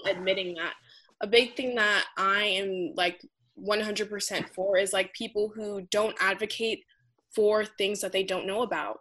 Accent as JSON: {"language": "English", "country": "United States", "tie": "born or raised there", "said": "first group in my entire family to be born in the United States"}